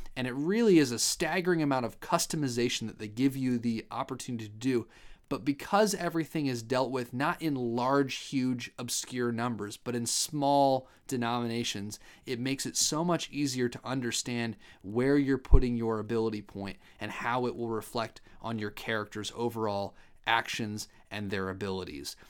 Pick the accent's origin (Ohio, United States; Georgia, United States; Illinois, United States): Ohio, United States; I'm from Ohio